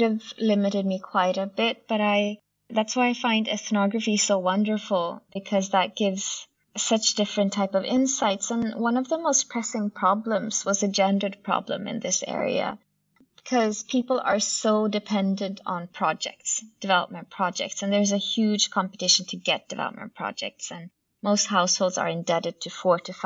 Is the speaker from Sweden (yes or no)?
yes; Sweden; I myself am born and raised in Sweden to Bangladeshi parents